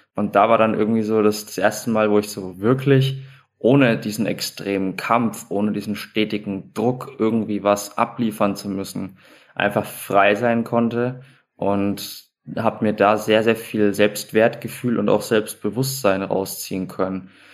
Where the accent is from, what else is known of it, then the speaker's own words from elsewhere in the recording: Schweinfurt, Bavaria, Germany; moved away; also born or lived in Munich; im Leistungszentrum meiner Heimatstadt in Schweinfurt gewesen